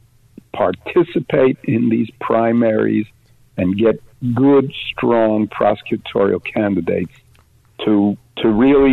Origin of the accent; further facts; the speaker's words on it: New York City, New York, United States; I was raised in New York City during the worst of the crime years